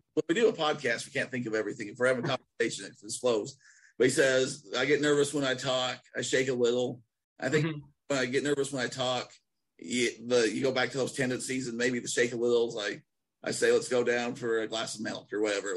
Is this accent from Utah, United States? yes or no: yes; Nephi, Utah, United States; accent: Utah; sounds like Nephi; moved away; I still probably sound like more Utah than a lot of people